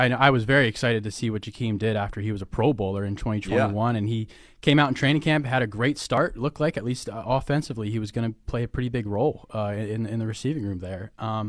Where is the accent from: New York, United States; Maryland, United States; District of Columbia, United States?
Maryland, United States; Baltimore; You know, as you guys know, I grew up in Baltimore. I did attend Ravens games.